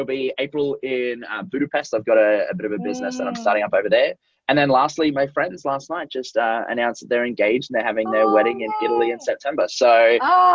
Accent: Australia; I was born in Australia, lived there all my life, and was a teacher, first of all.

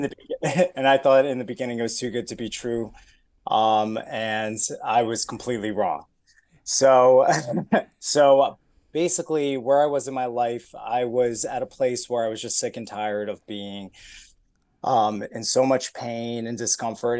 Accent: New Jersey, United States; moved away as an adult; also born or lived in Brooklyn, New York / Buffalo, New York; now in Atlanta, United States; originally I was born in Brooklyn, moved to New Jersey

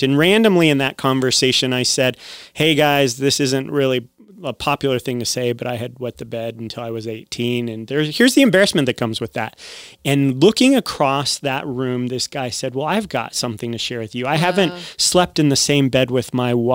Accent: Southern California, United States; now in Tucson, United States; I grew up in Southern California

